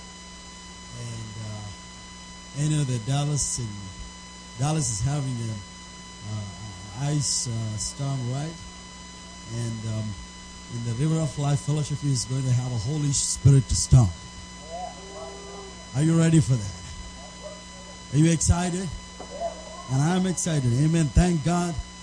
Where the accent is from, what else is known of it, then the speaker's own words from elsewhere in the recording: India; first language Telugu; English is a second language; I come from India